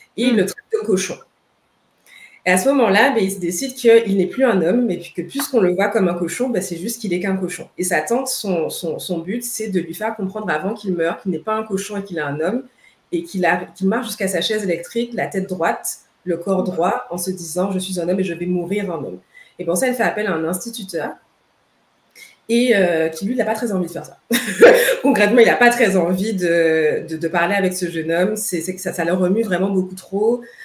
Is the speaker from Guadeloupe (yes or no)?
yes; Guadeloupe; now in Montreal, Canada; je suis de la Guadeloupe